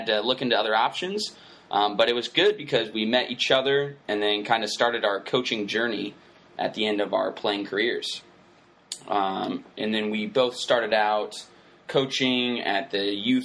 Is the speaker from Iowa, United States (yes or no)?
yes; Waukee, Iowa, United States; in a little small town called Waukee, Iowa